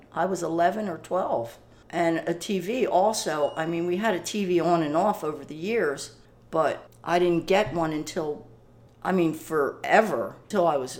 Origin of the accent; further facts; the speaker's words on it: Ocean City, New Jersey, United States; Ocean City, New Jersey.